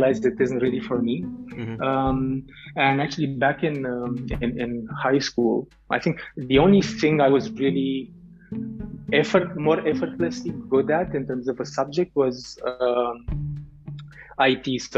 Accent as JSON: {"language": "English", "region": "Bucharest", "country": "Romania", "tie": "born or raised there", "said": "I grew up in Romania, in Bucharest, the capital city of Romania"}